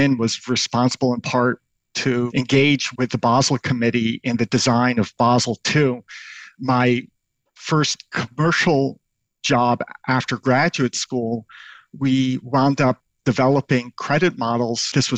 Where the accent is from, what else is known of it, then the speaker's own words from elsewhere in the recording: New York City, New York, United States; also born or lived in Tel Aviv, Israel; My hometown straddled New York City and the Yemenite quarter of Tel Aviv, Israel.